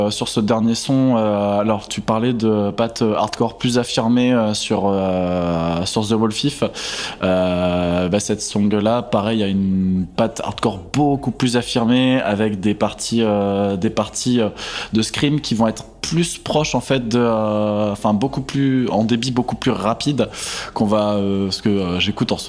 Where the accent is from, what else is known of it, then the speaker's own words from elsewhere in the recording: Limoges, Nouvelle-Aquitaine, France; nous, on est originaire de Limoges